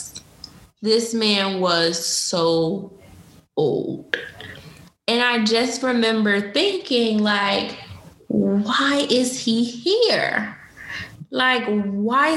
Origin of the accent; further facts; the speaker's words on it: Newark, New Jersey, United States; she's actually from my hometown. She lives in Newark, New Jersey, which is where I was born.